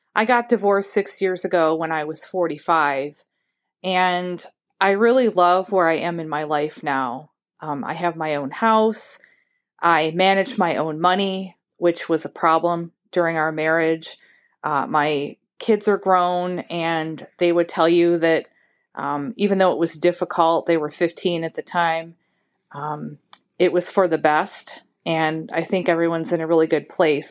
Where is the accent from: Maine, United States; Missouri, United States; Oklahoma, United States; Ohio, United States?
Ohio, United States; I'm from Ohio.